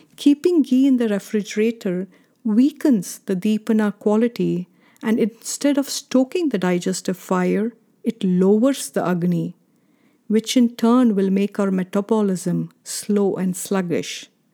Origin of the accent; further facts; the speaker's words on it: India; Growing up in India, this was a customary ritual in my parents' house